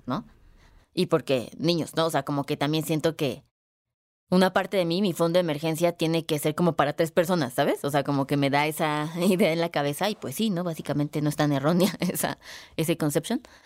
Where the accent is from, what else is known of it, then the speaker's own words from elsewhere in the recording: Guadalajara, Jalisco, Mexico; moved away; soy dueña de 5 ladrillos en Guadalajara, ¿no? A ver ahí cuando, cuando voy a mi tierra